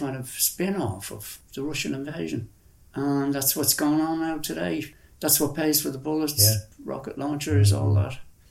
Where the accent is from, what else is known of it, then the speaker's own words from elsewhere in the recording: Ireland; moved away as an adult; also born or lived in Afghanistan / India; one of the strongest feelings of being Irish I ever had was I came back and I went feral. I was eating wild food and camping wild, living out around Sligo and Leitrim